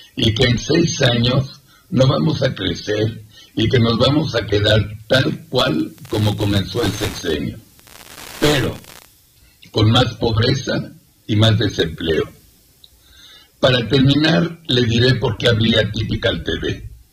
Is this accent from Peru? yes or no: no; Mexico; soy orgullosamente mexicano y soy orgullosamente judío